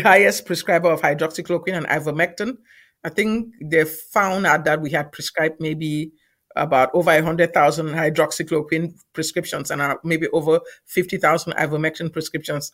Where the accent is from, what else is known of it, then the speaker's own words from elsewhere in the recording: Cameroon; moved away as an adult; also born or lived in Nigeria; now in United States; I'm from Cameroon originally